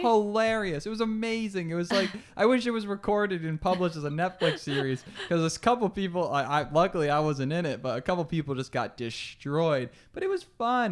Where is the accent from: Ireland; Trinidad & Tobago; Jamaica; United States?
United States; Albany, New York; we're both, oh, uh, Albany, New Yorkers, so upstate New